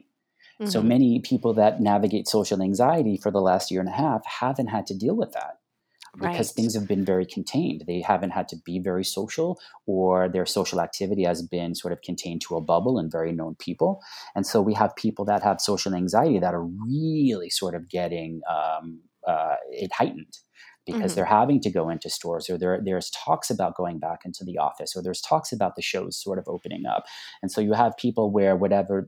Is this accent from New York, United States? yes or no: yes; Long Island, New York, United States; moved away; I grew up on Long Island